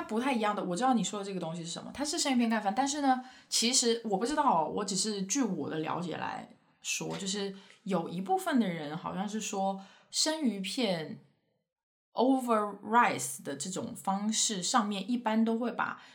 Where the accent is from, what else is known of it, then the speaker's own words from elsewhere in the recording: Sichuan, China; moved away; 作为一个四川人